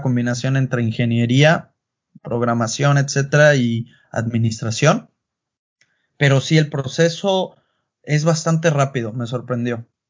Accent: Puerto Vallarta, Jalisco, Mexico; moved away as an adult; also born or lived in Mexico City / Guadalajara; now in Germany; nací, crecí allá, en la Ciudad de México, pero eh, ahora sí que toda mi vida fue en Puerto Vallarta, vengo de la costa

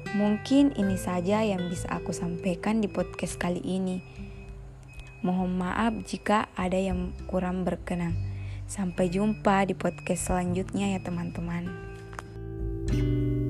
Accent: Pangkep, South Sulawesi, Indonesia; also born or lived in Makassar; Aku lahir di Pangkep pada tanggal delapan belas Oktober dua ribu dua.

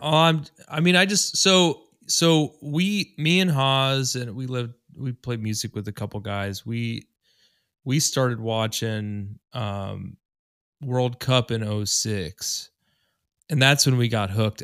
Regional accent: Columbus, Ohio, United States; I grew up in Columbus

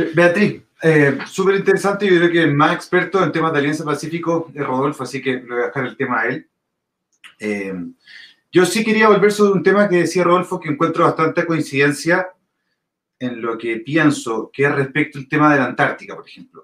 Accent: Viña del Mar, Valparaíso, Chile; moved away as an adult; now in Santiago, Chile; Yo soy de Viña, vivo en Santiago principalmente por temas laborales

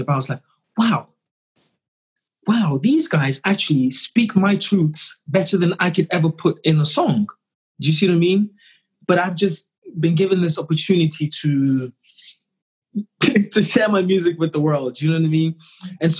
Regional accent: Ghana; being Ghanaian

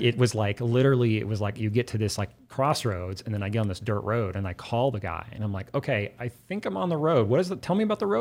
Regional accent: Oklahoma City, Oklahoma, United States; I'm from Oklahoma City and my family's from Southern Oklahoma

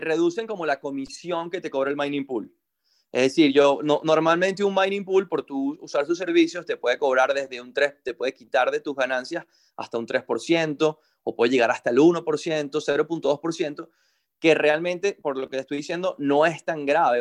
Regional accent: Venezuela; nosotros somos gente de Venezuela que estamos trabajando desde adentro acá

